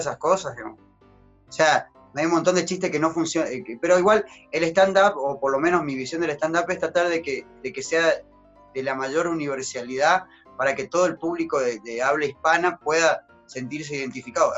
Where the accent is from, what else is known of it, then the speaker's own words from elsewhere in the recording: Argentina; now in Santa Cruz, Bolivia; como argentinos nosotros